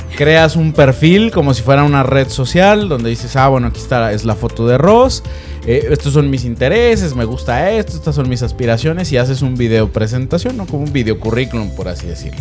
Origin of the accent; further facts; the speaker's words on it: Guadalajara, Jalisco, Mexico; yo que soy, de Guadalajara, entonces, pues sí, también tuve una infancia muy padre